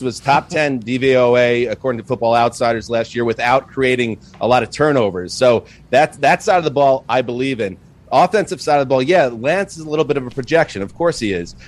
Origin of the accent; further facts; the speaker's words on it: New York, United States; I grew up in New York as a Jets fan